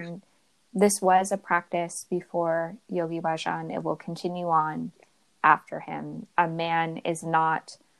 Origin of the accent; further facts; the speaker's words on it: New York City, New York, United States; moved away; I'm from New York City originally